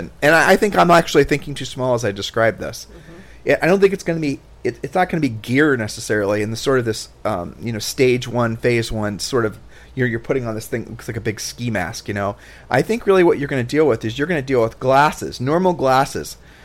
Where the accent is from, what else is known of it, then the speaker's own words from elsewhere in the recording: Columbus, Ohio, United States; moved away as an adult; now in Puerto Rico; growing up in Columbus as a poor kid